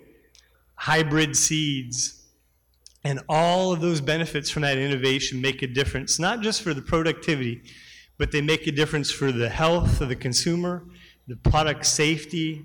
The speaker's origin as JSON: {"language": "English", "region": "northwestern Pennsylvania", "country": "United States", "tie": "born or raised there", "moved": "yes", "said": "I grew up in Pennsylvania. I'm from a rural family in northwestern part of the state."}